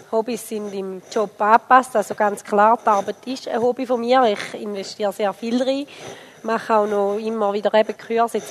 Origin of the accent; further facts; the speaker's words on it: Switzerland; Also, ich bin Schweizerin, ähm, aber meine Eltern sind aus der Ukraine.